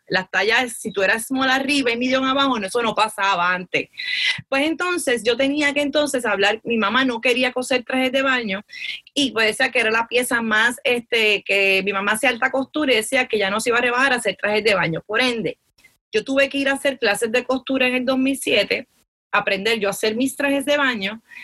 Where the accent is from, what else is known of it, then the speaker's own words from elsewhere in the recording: Arecibo, Puerto Rico; soy natural de Arecibo